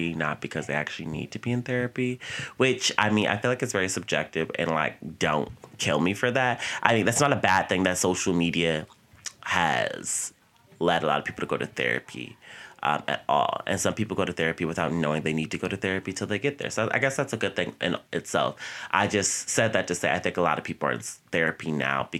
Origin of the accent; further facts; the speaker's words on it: Virginia, United States; moved away as an adult; now in New York, United States; I came home from New York to Virginia